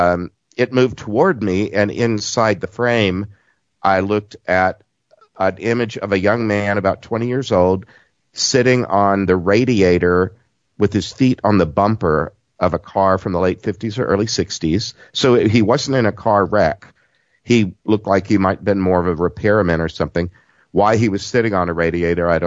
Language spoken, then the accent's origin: English; Southeast Texas, United States; accent: southern; I'm from Southeast Texas